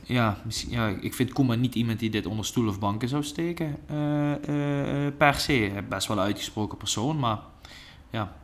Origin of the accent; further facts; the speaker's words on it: Netherlands; ik als Nederlander